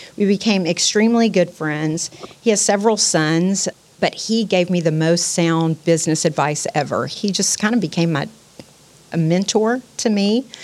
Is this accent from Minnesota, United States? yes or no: no; Pasadena, Texas, United States; also born or lived in Houston; I grew up in Pasadena, and I've been all over Houston since then.